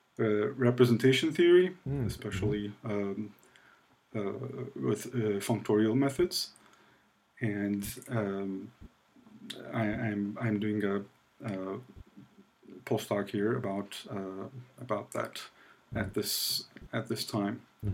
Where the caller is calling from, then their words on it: Ankara, Turkey; I am joining you from Ankara, Turkey, which is the capital of Turkey in the middle.